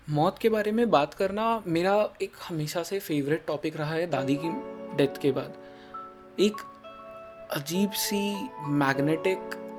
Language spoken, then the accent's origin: Hindi; India; मैं जन्म से पला बड़ा ही इंडिया में हूँ